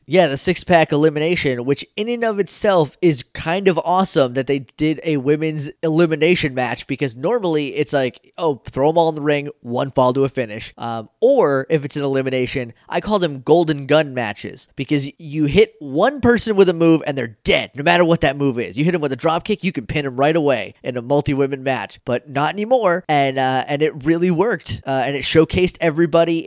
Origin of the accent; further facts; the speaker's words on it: Northeast, United States; I grew up in the Northeast